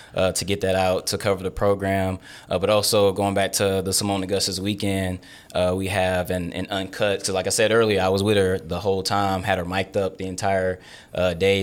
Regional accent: Texas, United States; moved away; also born or lived in Lake Charles, Louisiana; my home state

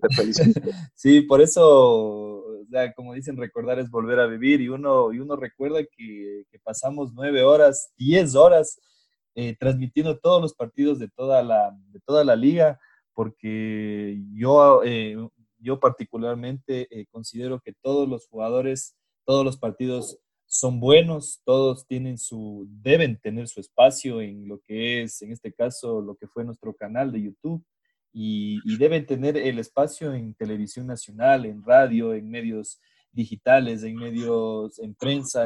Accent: Ecuador; eso es lo que nos falta, creo que a los ecuatorianos

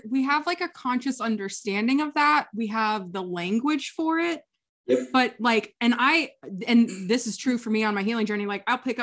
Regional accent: Kansas, United States; also born or lived in San Diego; now in Maine, United States; I grew up in Kansas, where winter is icy and sad and there's nothing fun to do about it.

